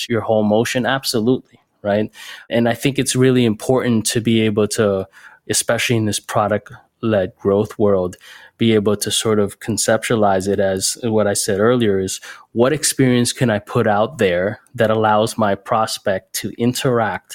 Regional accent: Miami, Florida, United States; moved away as an adult; also born or lived in Bay Area / New York City; I'm based in Miami now. I'm from Miami originally, but I went out to the Bay Area and New York City and a couple other areas back in the day

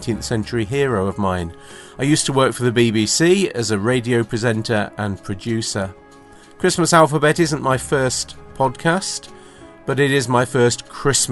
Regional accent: United Kingdom; I'm British

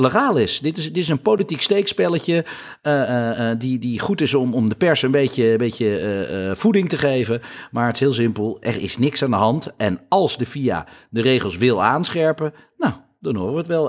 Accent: Netherlands; wij als Nederlanders

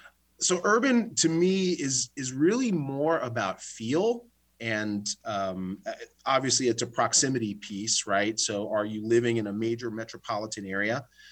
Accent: Long Island, New York, United States; moved away as an adult; also born or lived in Cincinnati, Ohio; now in Germantown, Maryland, United States; I grew up in New York. So grew up about an hour from New York City and had loved the urban feel of all of that.

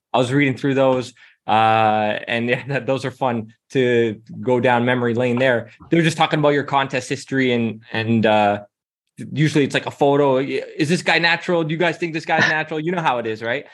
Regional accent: Toronto, Ontario, Canada; now in Amsterdam, Netherlands; I'm from Toronto, right? And now I'm in Amsterdam

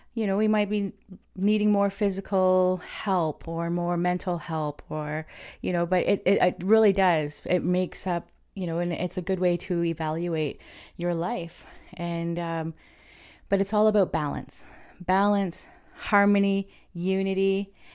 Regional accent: Ontario, Canada; I am from the Chippewas of Kettle and Stony Point First Nation.

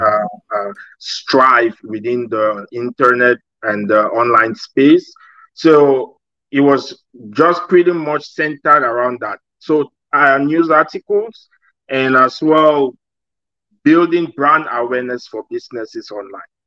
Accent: Cameroon; moved away as an adult; my home country. I'm actually from Cameroon.

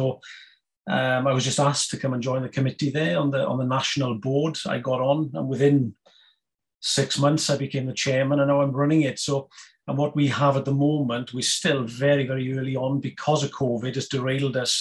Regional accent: Wales, United Kingdom; moved away as an adult; now in Waterford, Ireland; You can tell by my accent there, I'm from Wales, but I've been here over 20 years now

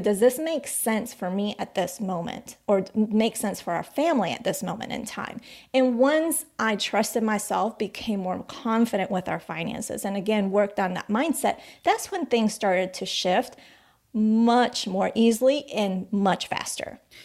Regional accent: United States; also born or lived in Colombia; we moved to the States when when we, I was about eight years old.

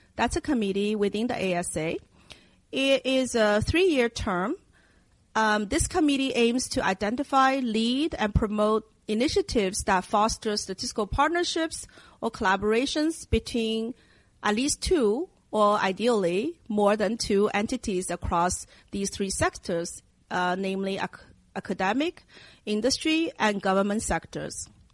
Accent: Shanghai, China; moved away; I grew up in Asia in my hometown of Shanghai, and it's a city in China

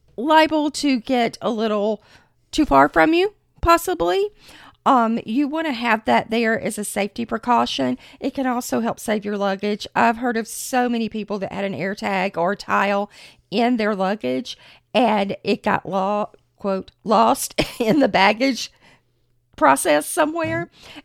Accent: Florida, United States; We are from Florida

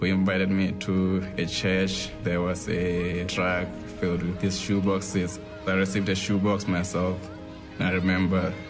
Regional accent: Lesotho; born or raised there

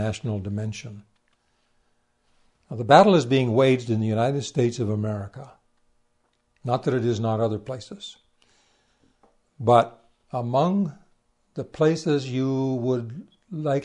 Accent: Canada; I'm a Canadian

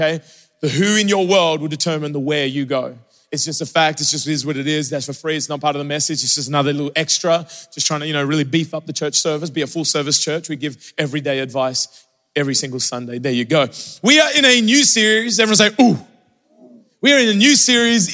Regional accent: Australia; moved away; growing up in Australia

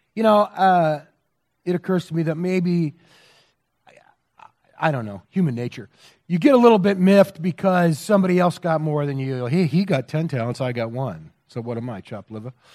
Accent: United States

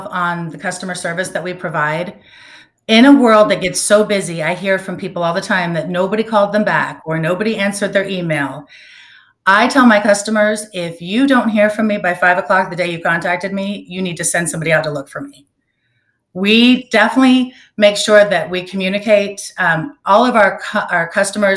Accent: Orlando, Florida, United States; moved away as an adult; now in Naples, United States; I grew up in Orlando and had moved here for work

